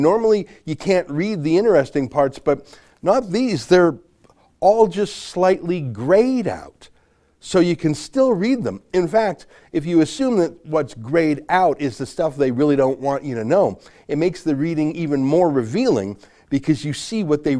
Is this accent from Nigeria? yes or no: no; Canada; I'm a Canadian journalist and author.